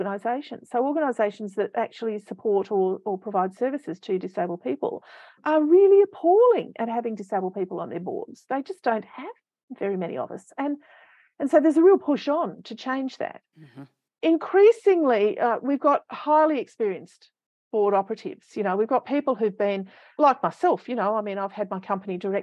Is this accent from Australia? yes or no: yes; Canberra, Australian Capital Territory, Australia; I grew up in the suburb of Ainslie in Canberra on Ngunnawal country